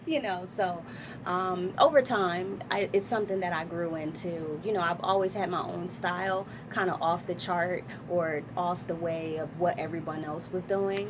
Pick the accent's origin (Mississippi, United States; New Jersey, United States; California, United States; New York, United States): New Jersey, United States; Trenton; I'm from Trenton, New Jersey. West Trenton, New Jersey.